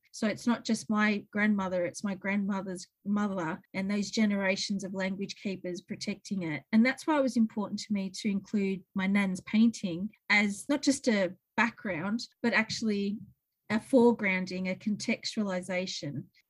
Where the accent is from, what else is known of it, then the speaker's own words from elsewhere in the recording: Victoria, Australia; So that's why I say I'm from Moonakulla Mission and Framlingham Mission, because that's the roots of our people's survival in those spaces.